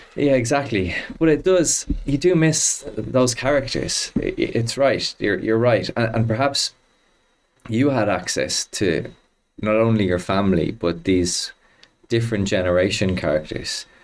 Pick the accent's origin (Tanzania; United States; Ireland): Ireland; Dublin, Leinster; I grew up uh, in Clontarf